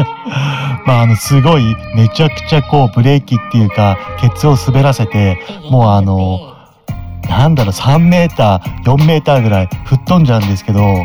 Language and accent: Japanese; Mito, Ibaraki, Japan; 水戸生まれ水戸育ち